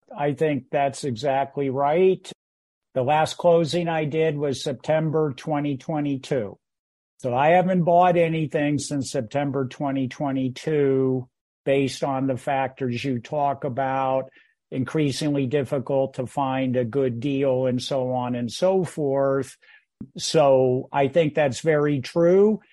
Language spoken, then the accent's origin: English; Bay Area, California, United States; moved away as an adult; also born or lived in San Francisco, California / Menlo Park, California; now in Greenville, South Carolina, United States; my life partner and I are Bay Area born and bred